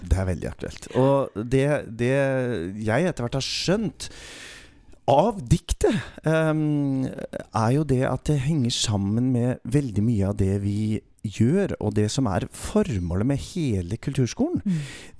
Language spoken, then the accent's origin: Norwegian; Glomfjord, Nordland, Norway; moved away; min mor hjemme i Nord-Norge, i Glomfjord